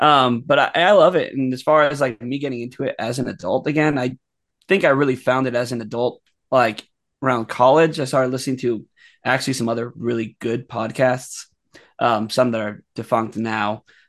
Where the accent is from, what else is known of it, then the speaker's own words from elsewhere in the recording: Miami, Florida, United States; I grew up in Miami, Florida, so just a few hours away from Walt Disney World.